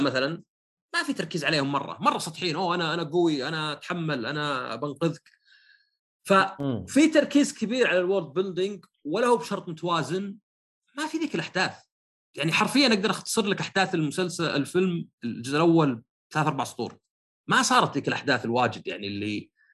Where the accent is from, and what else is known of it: Saudi Arabia